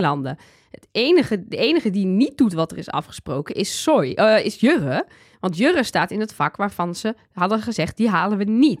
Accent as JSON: {"language": "Dutch", "area": "Twente", "region": "Overijssel", "country": "Netherlands", "said": "Ik kom uit Twente"}